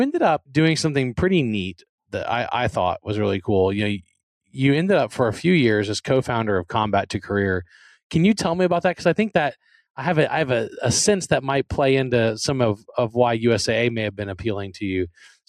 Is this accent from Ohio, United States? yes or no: no; Louisiana, United States; because I grew up in South Louisiana, I really didn't understand like what economically it was capital